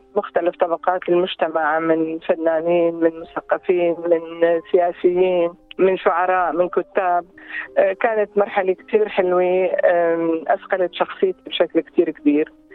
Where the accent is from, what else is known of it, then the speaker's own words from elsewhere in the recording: Mashta al-Helu, Tartus Governorate, Syria; moved away as an adult; also born or lived in Aleppo, Syria / Deir ez-Zor, Syria; now in Melbourne, Australia; من سوريا آه، من منطقة جميلة جدا بسوريا اللي هي منطقة مشتى الحلو منطقة منطقة اصطياف جميلة طبعا أنا ولدت هناك ودرست آه، كل مراحل دراستي الابتدائية والإعدادية والثانوية